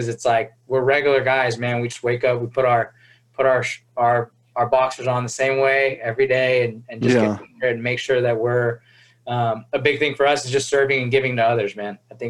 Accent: Chino, California, United States; I'm from Chino

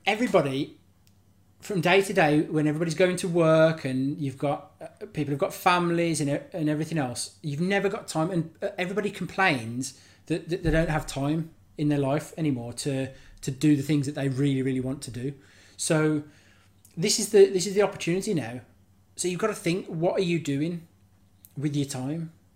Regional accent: Birmingham, West Midlands, United Kingdom; now in West Wales, United Kingdom; I'm from Birmingham originally, but I live just down the road, um, and I'm living in West Wales now.

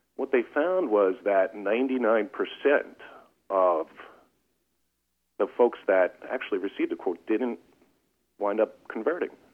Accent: Long Island, New York, United States; we're from Long Island, so there's lots of coast around here

